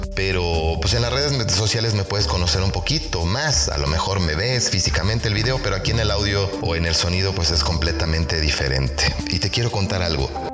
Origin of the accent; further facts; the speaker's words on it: Mexico; also born or lived in State of Mexico; soy mexicano, eh, vivo en el Estado de México